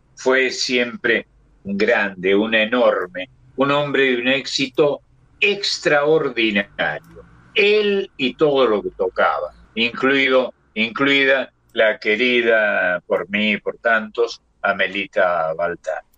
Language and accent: Spanish; Argentina; crecer como tantos argentinos de mi edad